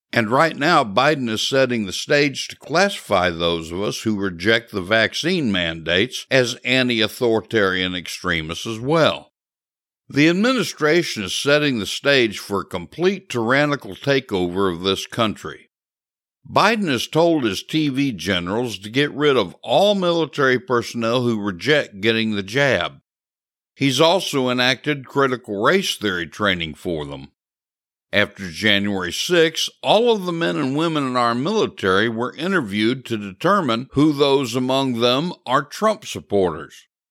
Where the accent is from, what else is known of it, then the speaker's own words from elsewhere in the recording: Missouri, United States; my home state of Missouri